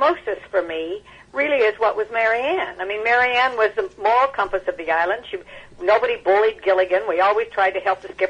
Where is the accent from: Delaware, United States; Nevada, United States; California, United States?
Nevada, United States; Reno; I was raised in Reno, Nevada